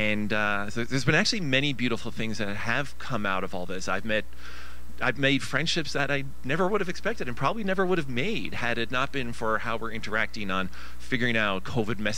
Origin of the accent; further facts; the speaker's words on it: Newfoundland and Labrador, Canada; I'm from Newfoundland